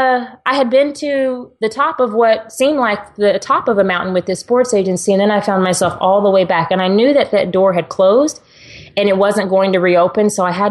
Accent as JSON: {"language": "English", "region": "Texas", "country": "United States", "said": "And yes, I'm a girl who drives a truck because I'm from Texas."}